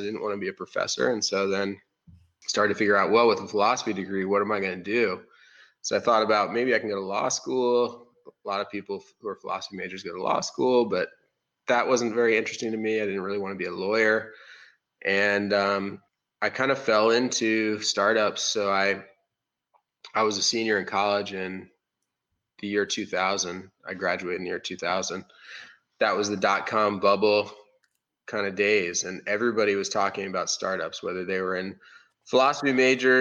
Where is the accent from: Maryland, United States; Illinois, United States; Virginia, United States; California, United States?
Maryland, United States; Baltimore; moved away as an adult; also born or lived in Iowa City, Iowa / North Carolina; I moved to Baltimore area after